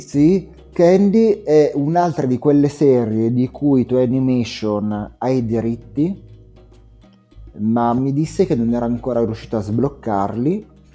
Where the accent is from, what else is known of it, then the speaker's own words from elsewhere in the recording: Italy; ero italiano